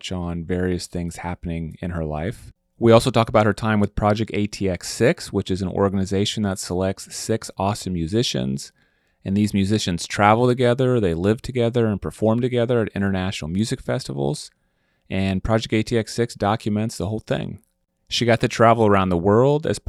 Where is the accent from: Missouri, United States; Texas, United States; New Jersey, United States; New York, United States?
Missouri, United States; Kansas City; now in Austin, United States; I'm from the Kansas City area